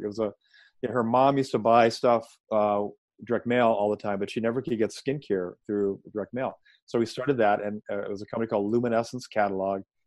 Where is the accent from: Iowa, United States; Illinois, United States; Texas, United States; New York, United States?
Illinois, United States; Chicago; moved away as an adult; also born or lived in Atlanta, Georgia / Baltimore; I grew up in Chicago